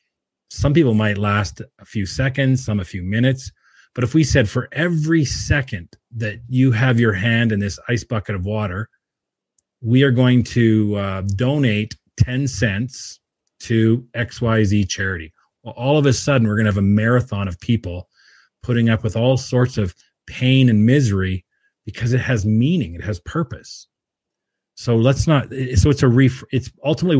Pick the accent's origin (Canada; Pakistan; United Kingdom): Canada; Williams Lake, British Columbia; moved away; also born or lived in Edmonton / Calgary; I'm born and raised in Williams Lake, BC, grew up with my mother, my grandmother